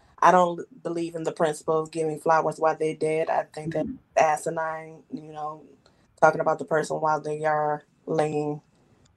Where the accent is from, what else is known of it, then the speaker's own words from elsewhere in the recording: Detroit, Michigan, United States; I am from Detroit, Michigan, born and raised